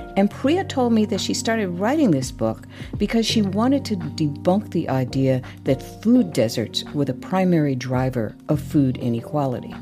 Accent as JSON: {"language": "English", "region": "Connecticut", "country": "United States", "tie": "born or raised there", "said": "Daddy was born and raised in Connecticut, as, you know, I was. I grew up there"}